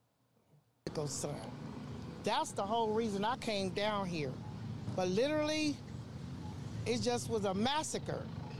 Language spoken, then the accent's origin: English; Compton, California, United States; We have a big, big family from Compton. I'm from Compton.